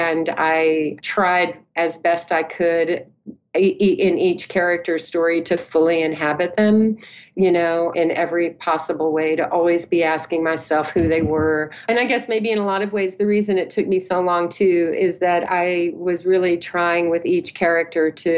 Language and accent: English; Odessa, Texas, United States; born or raised there